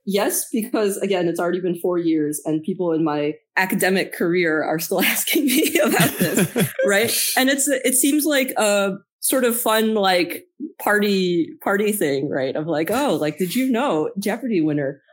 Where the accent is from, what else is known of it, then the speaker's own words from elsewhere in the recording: Boston, Massachusetts, United States; I'm from Boston